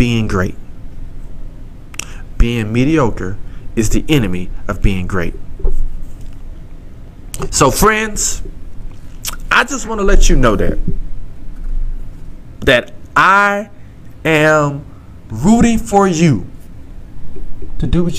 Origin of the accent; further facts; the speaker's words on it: Southeast Texas, United States; accent: country grammar; I'm from Southeast Texas, and I talk that talk